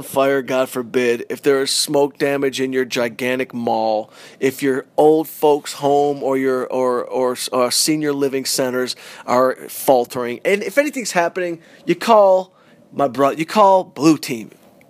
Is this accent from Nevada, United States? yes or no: yes; Las Vegas, Nevada, United States; We're in Vegas. Right. We grew up around Vegas.